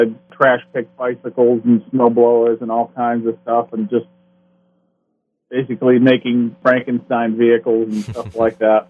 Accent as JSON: {"language": "English", "town": "Peabody", "region": "Massachusetts", "country": "United States", "tie": "born or raised there", "said": "I was born in Peabody, Massachusetts."}